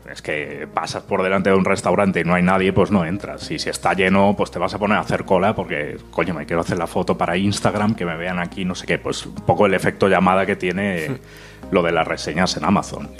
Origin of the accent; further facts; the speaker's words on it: Catalonia, Spain; Yo soy catalán